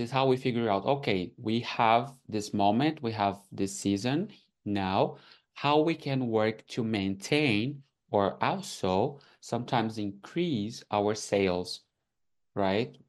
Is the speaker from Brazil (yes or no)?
yes; Brazil; English is a second language; moved away as an adult; now in Canada; I'm from Brazil, so when I came here and I faced like the language barrier